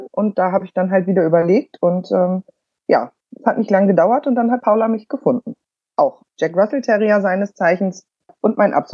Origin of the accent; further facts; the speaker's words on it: Bremen, Germany; äh, komme aus Bremen.